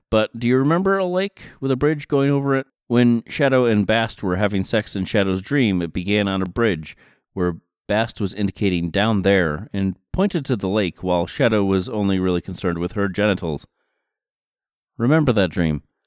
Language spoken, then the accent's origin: English; Stockbridge, Massachusetts, United States; my hometown again, there are a number of restaurants on the main street of Stockbridge, Massachusetts